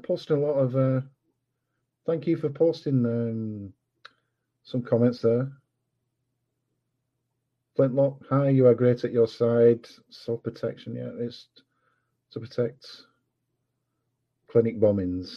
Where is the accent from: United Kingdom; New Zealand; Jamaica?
United Kingdom; England; I know I'm English, and I know my accent, if you're American, is probably a bit off